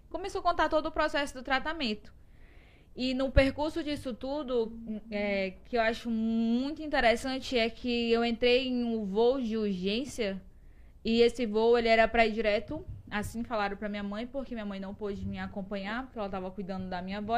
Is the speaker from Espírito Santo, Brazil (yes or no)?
no; Parnaíba, Piauí, Brazil; Sim, sou. Nasci aqui.